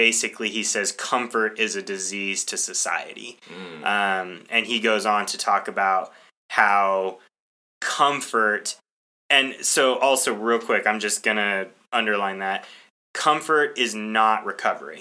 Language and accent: English; United States; I'm an American